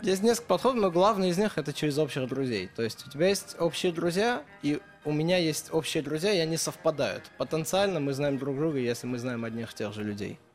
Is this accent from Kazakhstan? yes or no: no; Spitak, Lori, Armenia; moved away; Я родился в Армении